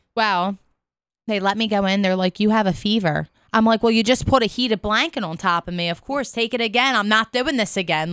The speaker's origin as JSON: {"language": "English", "town": "Philadelphia", "region": "Pennsylvania", "country": "United States", "accent": "South Philly", "said": "I'm from Philly"}